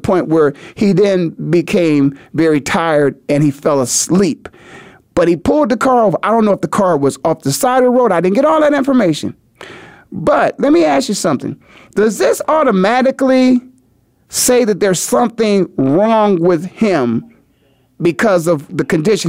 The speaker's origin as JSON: {"language": "English", "town": "Canton", "region": "Ohio", "country": "United States", "also_born_or_lived": "Philadelphia", "moved": "yes", "lives_now": "Phoenix, United States", "said": "I'm from the Hall of Fame city, Canton, Ohio, in case you didn't know all that. Took a little detour off in Philadelphia for a few years, and now I'm in Phoenix."}